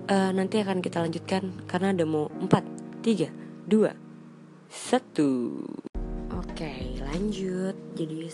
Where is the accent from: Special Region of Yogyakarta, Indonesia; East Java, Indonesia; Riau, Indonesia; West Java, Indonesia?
West Java, Indonesia; Bekasi; gue yang orang Bekasi rumahnya jauh dari pusat kota gue nggak tahu apa-apa tentang peradaban di Jakarta sana